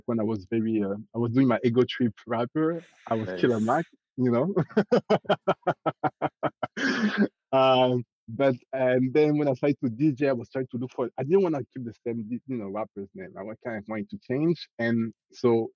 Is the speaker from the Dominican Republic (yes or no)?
no; France; accent: French; English is a second language; now in Canada; Grew up in France. Was born and raised in France, actually.